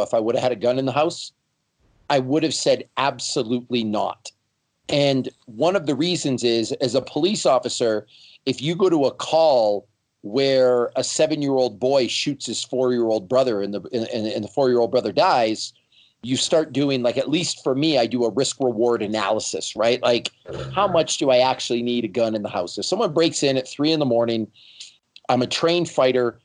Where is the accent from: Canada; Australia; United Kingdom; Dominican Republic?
Canada; now in United States; I'm from Canada, the land of gun control.